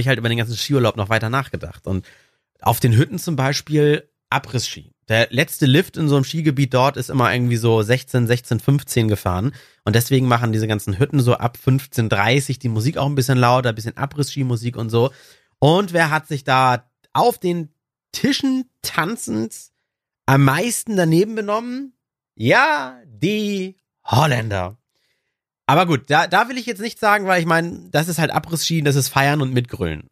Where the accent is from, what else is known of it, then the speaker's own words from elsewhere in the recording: Germany; bei uns in Deutschland